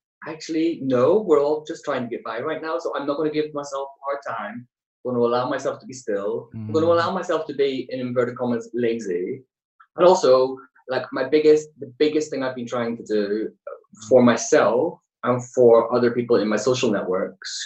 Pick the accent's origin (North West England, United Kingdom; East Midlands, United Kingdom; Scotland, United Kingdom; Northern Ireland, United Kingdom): Northern Ireland, United Kingdom; Belfast; growing up in Belfast